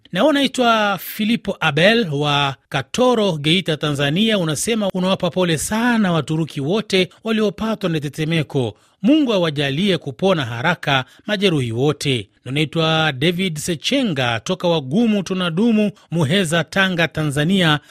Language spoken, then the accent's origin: Swahili; DR Congo; now in Bujumbura, Burundi; wakongomani wenzangu